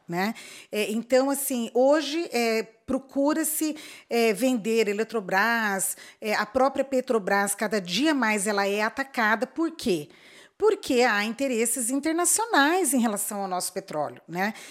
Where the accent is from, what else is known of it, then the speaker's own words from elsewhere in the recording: Corumbá, Mato Grosso do Sul, Brazil; also born or lived in Campo Grande; Eu cresci aqui no Mato Grosso do Sul, Og, nasci em Campo Grande, cresci em Corumbá